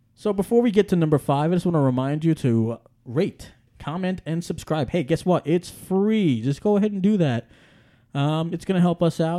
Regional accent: New York City, New York, United States; moved away; I grew up in Staten Island, I grew up in New York City

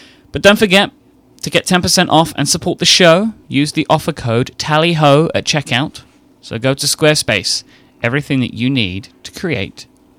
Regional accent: United Kingdom; I, you know, as I knew that I was British, this helps confirm the fact that I now know that I am British.

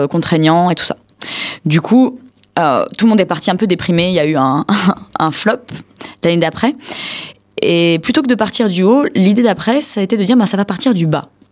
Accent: France; on est français

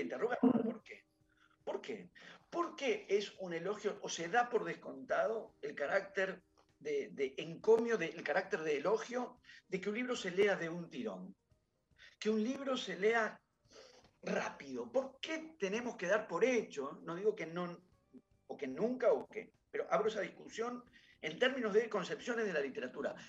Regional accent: Buenos Aires, Argentina; yo no soy de ahí, yo soy de Núñez

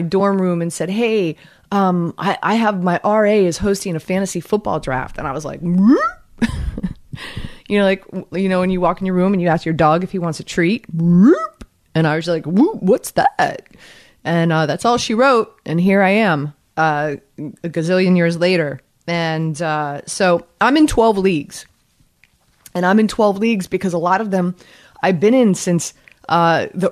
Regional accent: Miami, Florida, United States; moved away; also born or lived in North Jersey; I'm from Miami.

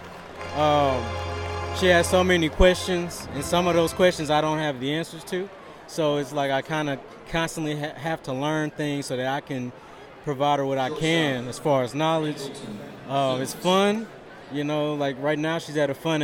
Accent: St. Louis, Missouri, United States; Growing up in St. Louis, it's like the biggest thing here.

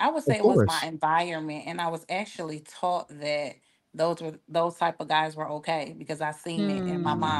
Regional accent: Illinois, United States; now in Atlanta, United States; I'm 40, and I am from Illinois, but I'm in Atlanta.

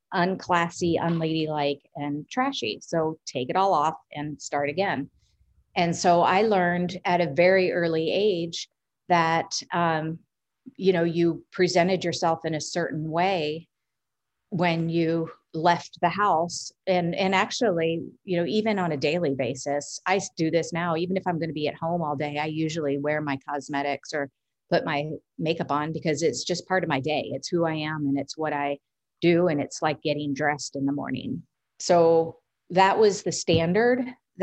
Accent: Washington metropolitan area, United States; growing up inside the Beltway. What that means is I grew up in the city.

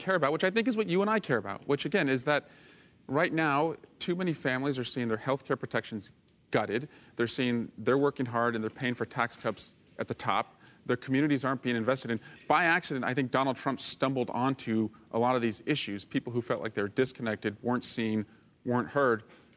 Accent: Iowa, United States; now in California, United States; I was born in Iowa

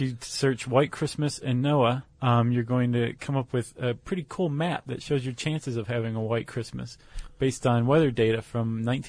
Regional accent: Toledo, Ohio, United States; now in Atlanta, United States; as a kid growing up in Toledo.

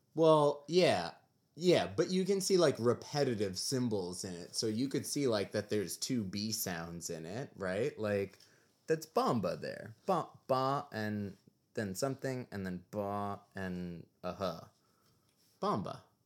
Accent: New York, United States; growing up as a New Yorker

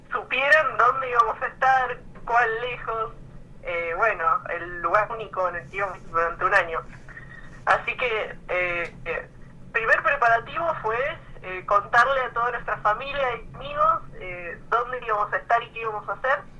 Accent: Buenos Aires, Argentina; soy de Buenos Aires, de Capital Federal

